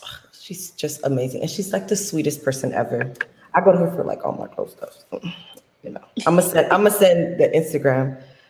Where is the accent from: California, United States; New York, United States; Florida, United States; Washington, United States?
Florida, United States; South